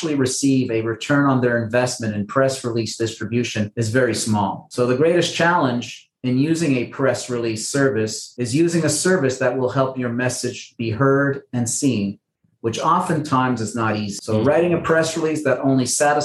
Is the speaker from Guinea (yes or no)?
no; Montreal, Quebec, Canada; Well, I'm a Canadian. I was born and raised in Montreal.